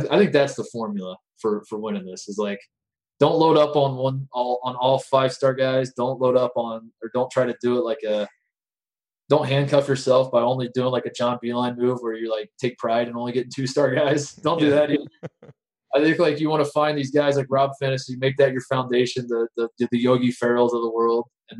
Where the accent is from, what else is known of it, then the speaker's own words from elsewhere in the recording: Indiana, United States; also born or lived in Ohio; I still have an immense pride for being from the state of Indiana as a basketball player.